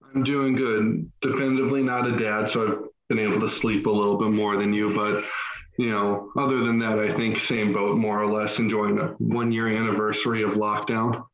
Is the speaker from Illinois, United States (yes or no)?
no; Massachusetts, United States; moved away; I'm an Irish Catholic from Massachusetts originally